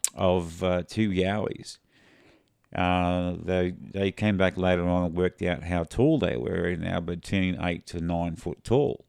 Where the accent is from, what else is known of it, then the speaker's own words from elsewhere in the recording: Australia; we're Australian